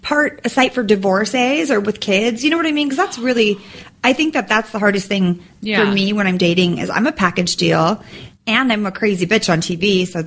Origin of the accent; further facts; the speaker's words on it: Sacramento, California, United States; I'm from Sacramento.